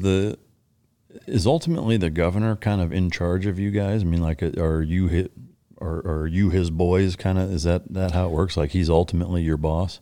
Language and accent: English; Iowa, United States; growing up in Iowa